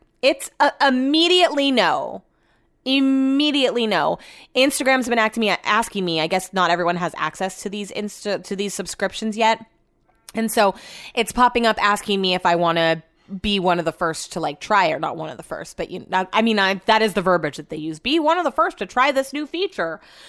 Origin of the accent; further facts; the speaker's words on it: Yuba City, California, United States; I'm from Yuba City. No offense, it's from Yuba City.